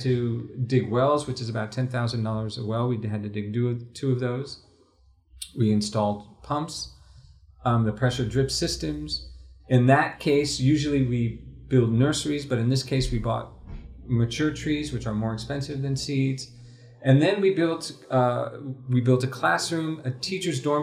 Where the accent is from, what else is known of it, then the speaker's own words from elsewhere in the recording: United States; as an American, as a non-Moroccan